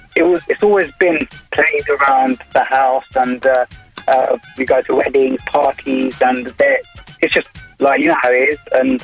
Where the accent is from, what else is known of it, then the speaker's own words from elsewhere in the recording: London, United Kingdom; I'm from Edmonton, North London.